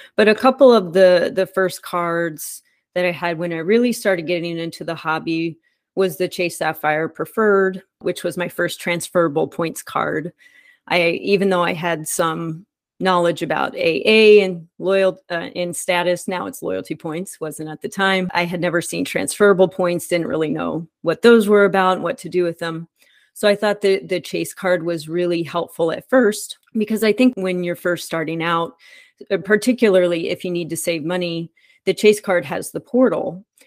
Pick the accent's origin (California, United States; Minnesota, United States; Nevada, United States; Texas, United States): Texas, United States; Dallas; I grew up in Dallas